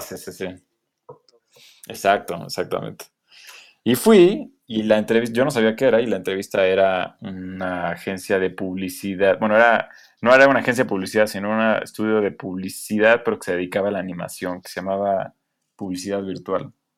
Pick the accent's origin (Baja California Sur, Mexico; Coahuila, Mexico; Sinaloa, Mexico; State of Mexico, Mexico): State of Mexico, Mexico; Atizapán de Zaragoza; soy de allá del, norte de la ciudad, del estado más bien